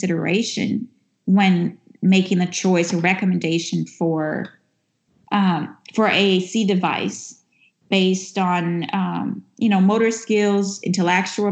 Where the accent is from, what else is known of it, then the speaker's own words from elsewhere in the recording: Brazil; now in United States; even though I'm speaking from the U.S., which is where I live right now, I'm originally from Brazil